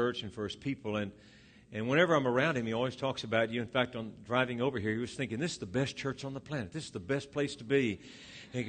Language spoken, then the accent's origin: English; Louisiana, United States; moved away; I'm originally from Louisiana